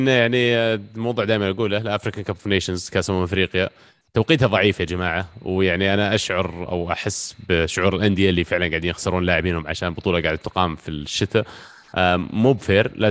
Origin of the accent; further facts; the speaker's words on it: Riyadh, Riyadh Province, Saudi Arabia; مو بحر من عندنا في الرياض